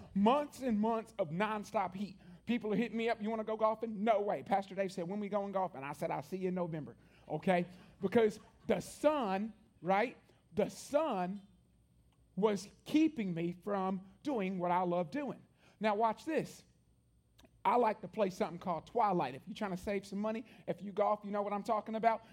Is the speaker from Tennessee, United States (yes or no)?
yes; Columbia, Tennessee, United States; one church my entire life growing up in Columbia, Tennessee